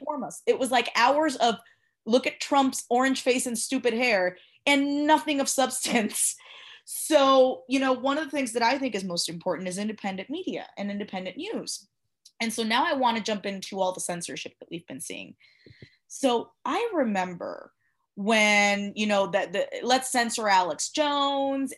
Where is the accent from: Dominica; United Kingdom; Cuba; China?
Cuba; moved away; I was born in Cuba